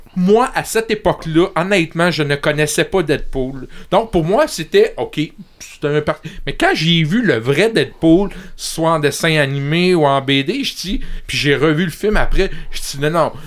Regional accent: Montreal, Quebec, Canada; je viens de Montréal

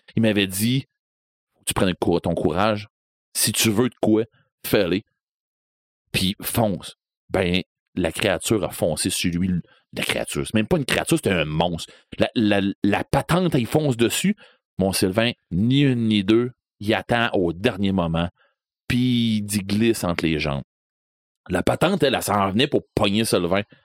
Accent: Rivière-du-Loup, Quebec, Canada; je viens de Rivière-du-Loup

